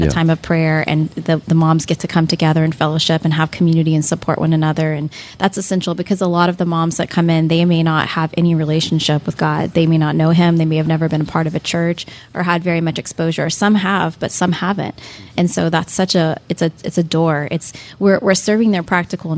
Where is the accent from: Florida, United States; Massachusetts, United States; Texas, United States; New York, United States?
Florida, United States; Lakeland; I grew up in Lakeland